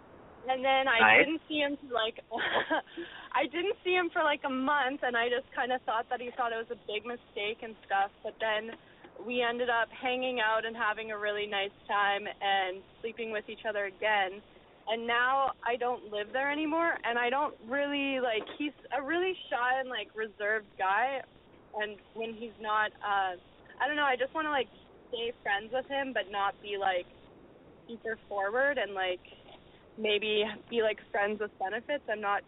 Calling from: Vancouver, British Columbia, Canada; I'm 22. I'm calling from Vancouver.

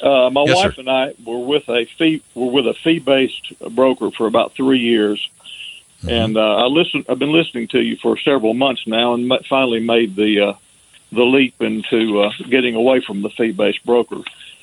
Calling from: Alabama, United States; from Alabama, one of your deep south listeners.

